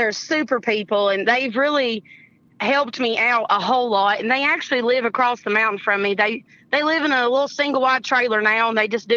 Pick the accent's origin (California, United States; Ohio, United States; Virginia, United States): Virginia, United States; Russell County; accent: Appalachian; moved away as an adult; also born or lived in Europe / Hampton Roads / North Carolina; I wanted to sort of move back home, and I'm originally from Russell County.